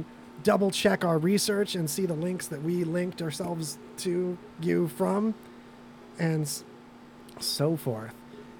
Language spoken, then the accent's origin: English; California, United States; I was born down the street in California.